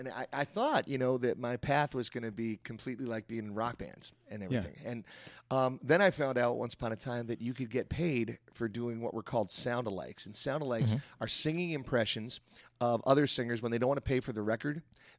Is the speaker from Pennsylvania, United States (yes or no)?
yes; Philadelphia, Pennsylvania, United States; also born or lived in Englewood; I was born on the East Coast and in Englewood, New Jersey, where most people who end up in Hollywood are born. And after that, I moved to Philadelphia.